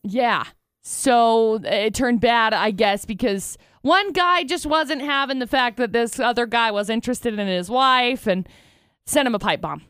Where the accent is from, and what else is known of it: Utah, United States